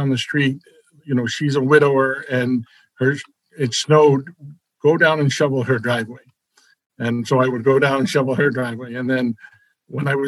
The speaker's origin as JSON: {"language": "English", "region": "New Jersey", "country": "United States", "tie": "born or raised there", "also_born_or_lived": "Brooklyn, New York / Queens, New York", "moved": "yes", "lives_now": "Danbury, United States", "said": "We moved from Brooklyn to Queens. And then 2 years after Queens, we moved to New Jersey. And that's where I grew up."}